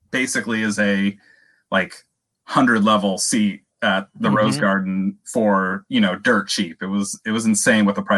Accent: Springfield, Oregon, United States; now in Portland, United States; I grew up in Springfield, Oregon, which is a smaller town

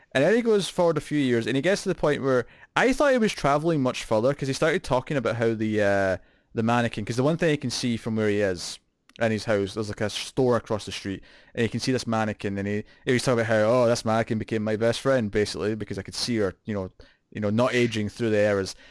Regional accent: Scotland, United Kingdom; accent: Scottish

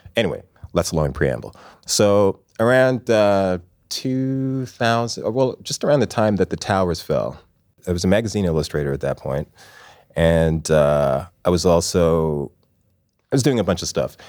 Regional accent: Toronto, Ontario, Canada; also born or lived in England / Scarborough; I was born in England. I lived in England until I was five years old. Then we moved to we moved to the Toronto area.

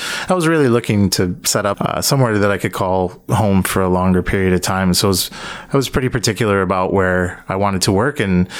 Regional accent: United States; also born or lived in Montreal, Canada / Colorado, United States / Portland, United States; now in Toronto, Canada; A long path of moving around. I grew up actually in the States. I lived in the U.S. for most of my life.

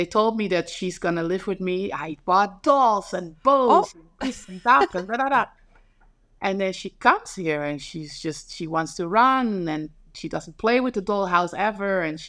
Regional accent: Netherlands; now in New York, United States; I'm just like, I come from Holland being modern and then all of a sudden.

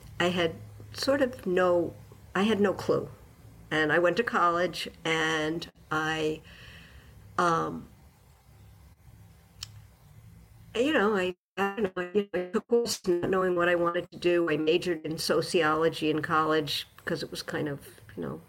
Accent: New York City, New York, United States; moved away as an adult; also born or lived in Western Massachusetts; now in Massachusetts, United States; I grew up in New York City

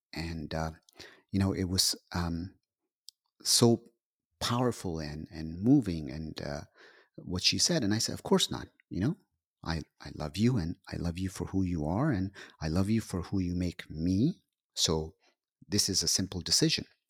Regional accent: Pakistan; I'm Pakistani.

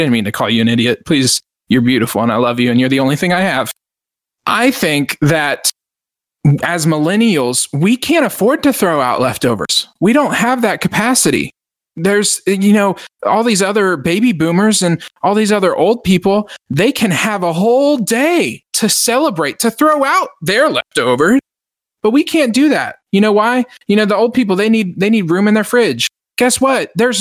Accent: Lone Star, Texas, United States; I'm the Lone Star millennial

